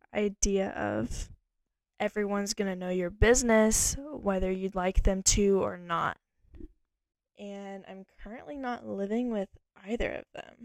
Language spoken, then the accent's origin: English; Texas, United States; also born or lived in Idaho; Okay, I was born in Austin, Texas. And I was raised all over Texas and a little bit in Idaho, I would say, in my child years